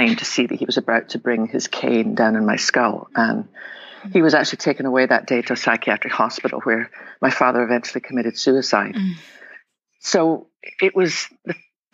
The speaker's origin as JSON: {"language": "English", "region": "west coast of Scotland", "country": "United Kingdom", "tie": "born or raised there", "moved": "yes", "lives_now": "Texas, United States", "said": "I was born in the west coast of Scotland. Probably tell my accent."}